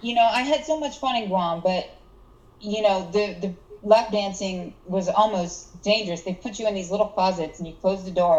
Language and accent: English; North Carolina, United States; moved away; also born or lived in Seattle; I remember originally I'm from North Carolina, and I'm from kind of a really small, like, country bumpkin town.